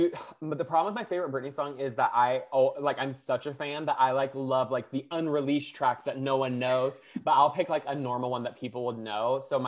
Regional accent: the South, United States; Like, so me and Brittany are like friends because we're from the South

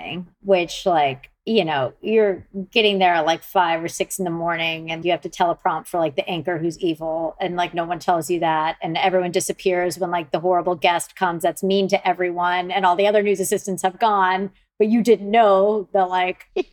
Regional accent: Atlanta, Georgia, United States; moved away as an adult; also born or lived in London; I grew up in Atlanta.

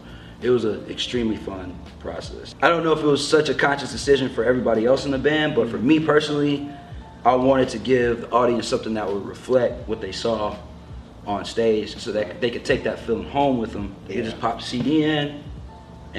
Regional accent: North Carolina, United States; moved away; I'm from North Carolina originally.

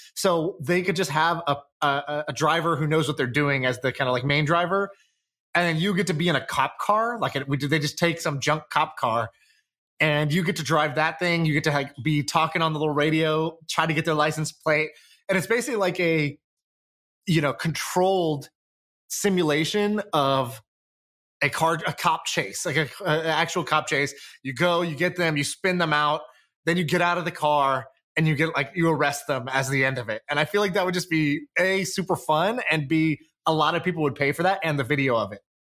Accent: Colorado, United States; I grew up in Colorado

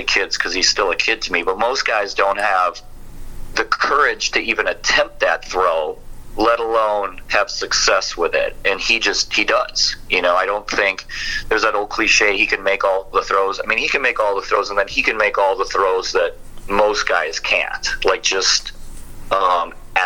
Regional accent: Wisconsin, United States; I grew up in Wisconsin and watched Brett Favre

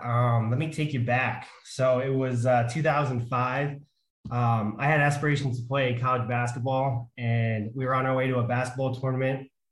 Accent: Pennsylvania, United States; I'm from Pennsylvania

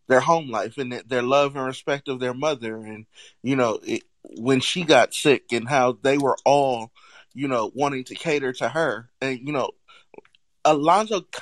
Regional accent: California, United States; now growing up in California, it's, it's a little bit more relaxed

